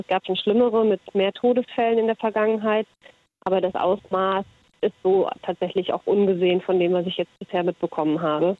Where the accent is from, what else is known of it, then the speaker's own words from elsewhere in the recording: Kenya; now in Melbourne, Australia; Ich bin in, in Kenia aufgewachsen.